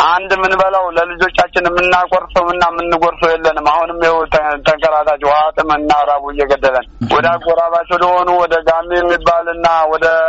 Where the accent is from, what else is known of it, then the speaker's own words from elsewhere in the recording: Awra Godana, Amhara, Ethiopia; ተወልደን ያደግነው አውራ ጎዳና ነው።